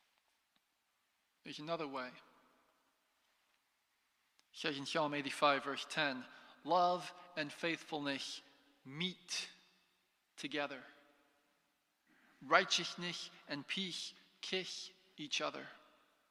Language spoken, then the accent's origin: English; United States; moved away as an adult; I'm an American.